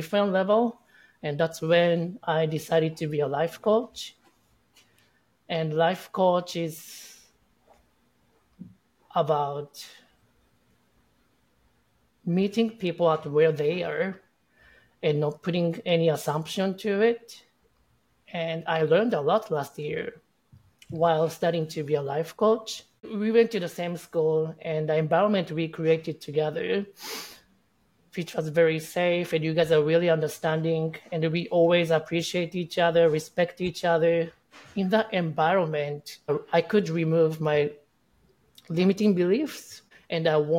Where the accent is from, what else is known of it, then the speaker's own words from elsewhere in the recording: Japan; moved away as an adult; also born or lived in Australia; now in United States; I'm originally from Japan, but I moved to Australia 10 years ago. And 2 years ago, I came to the States.